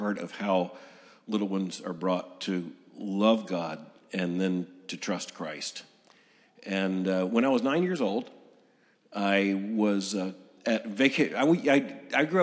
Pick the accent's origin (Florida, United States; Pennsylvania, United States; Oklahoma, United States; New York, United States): Florida, United States; Lakeland; I was born in 1959 in Lakeland, Florida